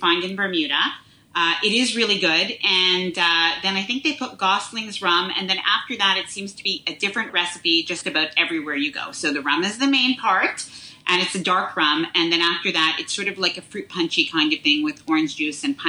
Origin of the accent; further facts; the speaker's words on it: Montreal, Quebec, Canada; So I'm from Montreal, Quebec.